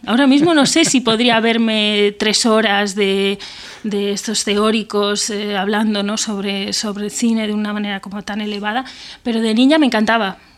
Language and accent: Spanish; Benavente, Castile and León, Spain; moved away as an adult; now in Madrid, Spain; yo soy de Benavente, un pueblo de Zamora